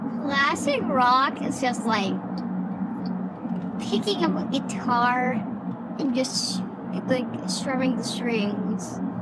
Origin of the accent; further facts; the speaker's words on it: Atlanta, Georgia, United States; Atlanta, Georgia.